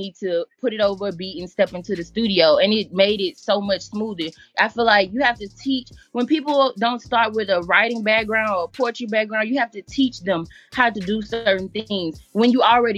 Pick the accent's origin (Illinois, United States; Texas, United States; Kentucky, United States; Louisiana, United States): Louisiana, United States; Baton Rouge; I'm from Baton Rouge, Louisiana, born and raised